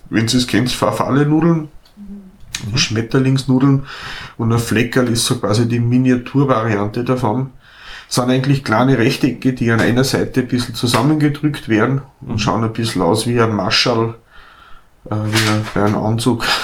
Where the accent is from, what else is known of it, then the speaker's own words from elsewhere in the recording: Austria; in Norditalien werden Spaghetti, so wie bei uns